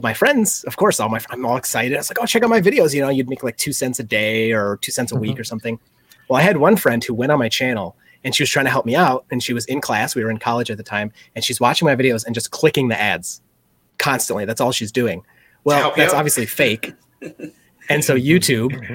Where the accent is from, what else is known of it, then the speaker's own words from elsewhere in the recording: Michigan, United States; I'm from Michigan. I live a little south of Flint